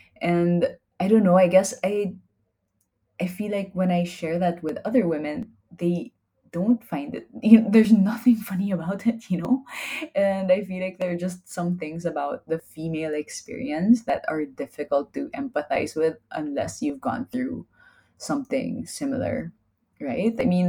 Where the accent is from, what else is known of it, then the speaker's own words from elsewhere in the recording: Manila, Metro Manila, Philippines; I was in Europe. I came from Manila. It's definitely more dangerous than Manila.